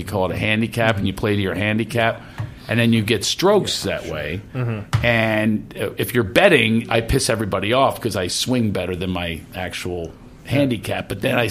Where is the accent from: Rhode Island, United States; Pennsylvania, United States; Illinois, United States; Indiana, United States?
Pennsylvania, United States; Philadelphia; accent: Philly; moved away as an adult; now in California, United States; It's my Philly accent.